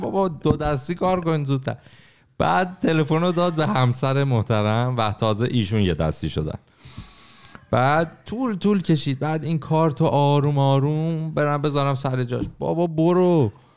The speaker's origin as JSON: {"language": "Persian", "country": "Iran", "tie": "born or raised there", "moved": "yes", "said": "توی محیطی که بزرگ شدیم توی ایران"}